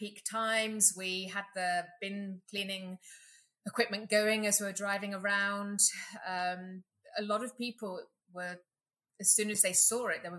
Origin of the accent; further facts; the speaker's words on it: England, United Kingdom; now in Katy, Texas, United States; as you can hear, I'm from England